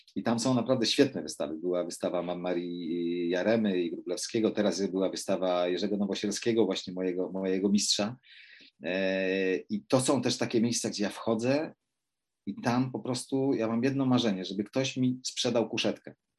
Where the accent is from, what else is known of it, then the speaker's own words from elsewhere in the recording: Poland; ja, no, wychowałem się w górach